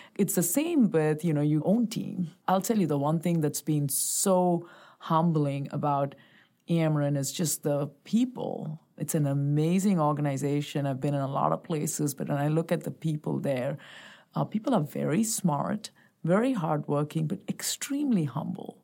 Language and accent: English; Bangalore, Karnataka, India; also born or lived in Chennai; I was born and raised in India, so I grew up as, uh, born in Bangalore, spent the first ten years of my life there and then, uh, moved to a place called Chennai.